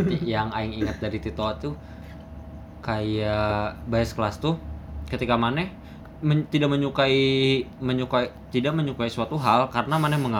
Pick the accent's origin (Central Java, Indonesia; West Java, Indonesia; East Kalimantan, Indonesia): West Java, Indonesia; Kuningan; Jadi ya sedangkan aing sebagai anak Kuningan merasa Ance Bagus tuh uh, apa ya